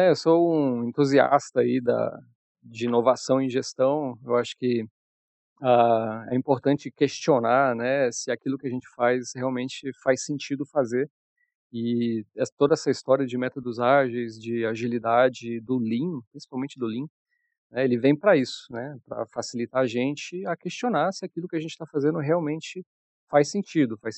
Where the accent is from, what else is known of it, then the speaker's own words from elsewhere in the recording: Brasília, Federal District, Brazil; moved away; also born or lived in Curitiba; como sou mais conhecido aí pelo, pelo pessoal. Sou de Brasília, com um pé no sul, morei muito tempo em Curitiba, mas estou de volta aqui à BSB tem um tempinho.